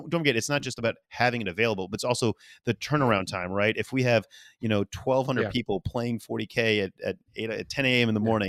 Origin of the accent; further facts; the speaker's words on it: New Orleans, Louisiana, United States; I don't understand why, but I am a guy from New Orleans.